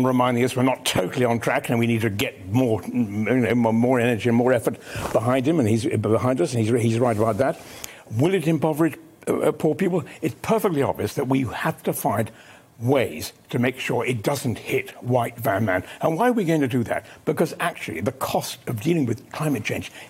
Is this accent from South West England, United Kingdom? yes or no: yes; Exmoor, South West England, United Kingdom; I grew up on Exmoor